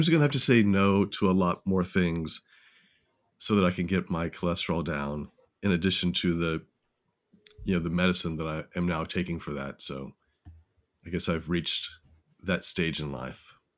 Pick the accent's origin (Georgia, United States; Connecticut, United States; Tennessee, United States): Tennessee, United States; now in San Antonio, United States; grew up in Tennessee